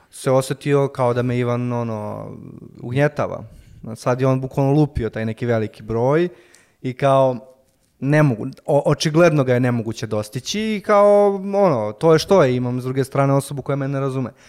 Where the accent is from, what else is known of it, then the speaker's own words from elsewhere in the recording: Serbia; ovde baš kod nas u Srbiji